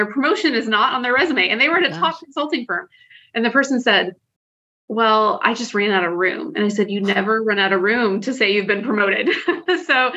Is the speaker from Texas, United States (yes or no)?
yes; Texas, United States; now in Washington, D.C., United States; I've lived in DC for a little bit of time now, but I'm originally from Texas.